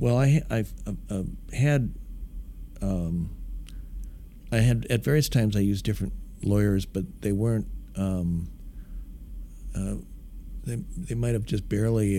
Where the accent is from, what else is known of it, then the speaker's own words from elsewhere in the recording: Midwest, United States; now in Dallas, United States; it was a great great town to grow up in. Uh, I think I love the Midwest values. I love uh, being from there.